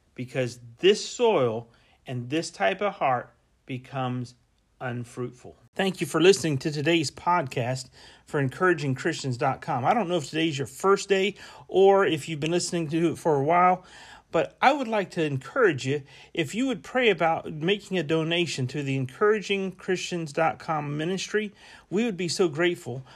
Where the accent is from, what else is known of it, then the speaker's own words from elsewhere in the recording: Central Florida, United States; I grew up in Central Florida